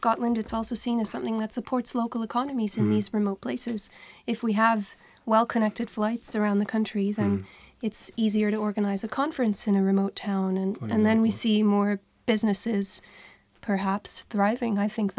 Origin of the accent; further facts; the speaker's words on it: Canada; now in Iceland; I grew up in Canada.